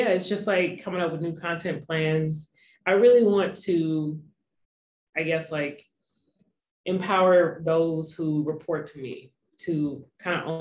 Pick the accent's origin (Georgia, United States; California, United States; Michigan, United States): Georgia, United States; Atlanta; also born or lived in Los Angeles; I was raised in Atlanta